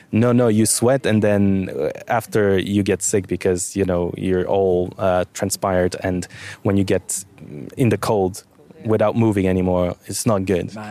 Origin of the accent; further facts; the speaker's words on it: Bulgaria; now in Luxembourg; I'm from Bulgaria and Turkey is right around the corner